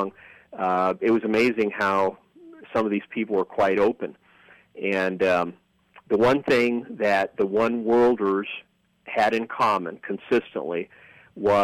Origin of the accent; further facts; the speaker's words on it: Dayton, Ohio, United States; I was growing up in Dayton, Ohio, which is where I was born after my parents came over